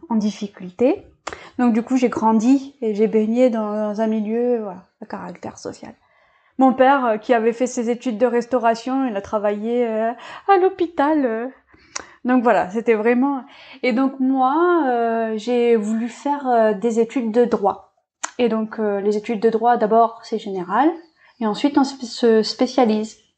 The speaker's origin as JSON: {"language": "French", "town": "Bourail", "region": "South Province", "country": "New Caledonia", "tie": "born or raised there", "also_born_or_lived": "Narbonne, France", "said": "je suis née à Narbonne et je suis arrivée sur le territoire quand j'avais deux ans, euh, donc avec ma famille adoptive des Vietnamiens. J'ai grandi euh, dans une famille modeste, dans un cadre heureux. J'ai vécu mon enfance à Bouraille."}